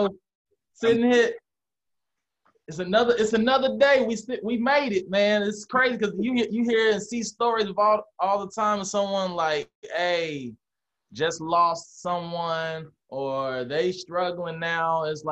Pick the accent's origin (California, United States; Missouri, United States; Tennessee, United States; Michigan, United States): Missouri, United States; St. Louis; Like, part of the reason I left St. Louis was so that I could just venture out and kind of be on my own.